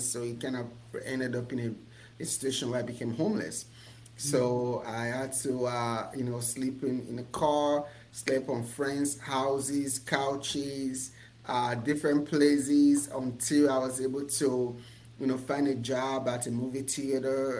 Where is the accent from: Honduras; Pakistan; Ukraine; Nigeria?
Nigeria; moved away as an adult; now in United States; I was born and raised in Nigeria